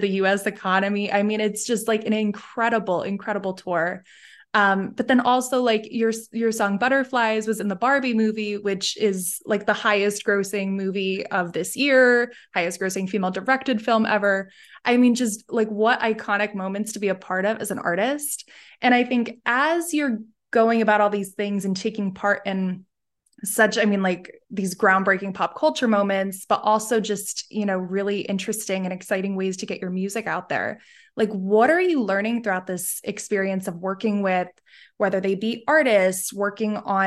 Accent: Dallas, Pennsylvania, United States; I'm from Dallas, Pennsylvania.

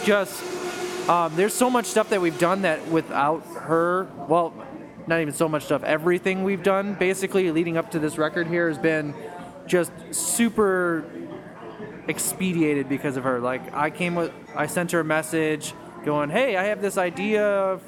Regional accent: Chicago, Illinois, United States; I'm from here

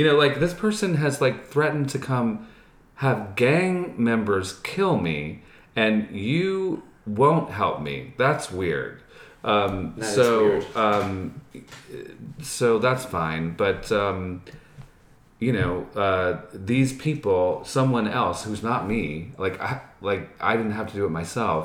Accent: New York, United States; moved away as an adult; now in Los Angeles, United States; I'm from New York. I was born on the Upper East Side and Lenox Hill, and I grew up outside the city, and I went to high school in the Bronx

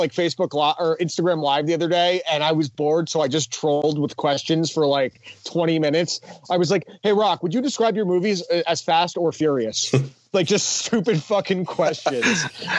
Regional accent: West Milford, New Jersey, United States; growing up in West Melford, where the only fast food place we had was McDonald's

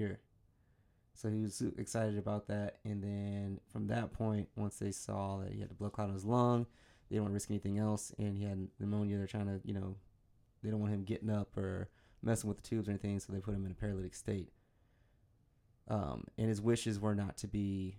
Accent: Michigan, United States; I'm from Michigan

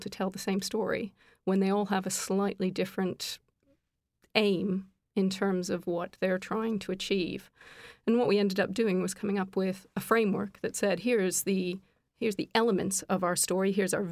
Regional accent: Canada; now in United Kingdom; I'm actually Canadian, but living here in the UK

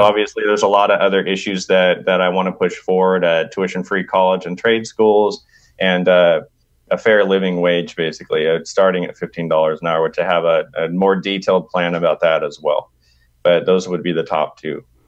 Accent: Sacramento, California, United States; Sac B, my hometown

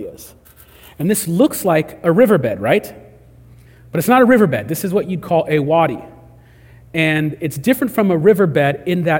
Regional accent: California, United States; We're from California

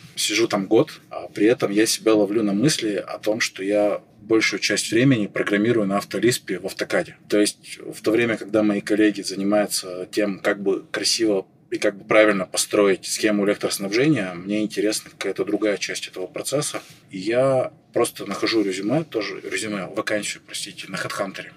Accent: Chelyabinsk, Chelyabinsk Oblast, Russia; moved away as an adult; now in Saint Petersburg, Russia; я и сам из Челябинска, я из Челябинска выезжал

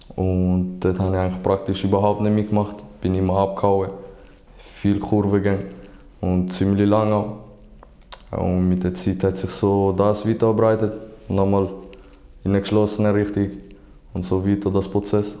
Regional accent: St. Gallen, Switzerland; also born or lived in Algeria; now in Basel, Switzerland; ich komme ursprünglich aus Algerien, aber bin in St. Gallen aufgewachsen

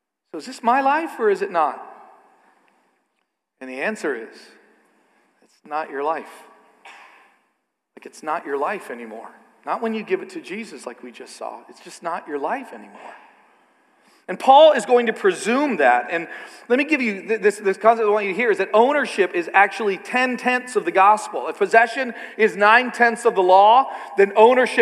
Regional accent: Canada; I'm a Canadian

